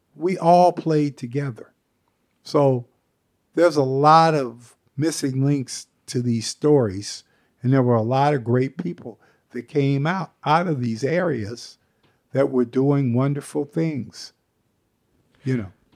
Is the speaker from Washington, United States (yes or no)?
yes; Seattle, Washington, United States; I grew up in Seattle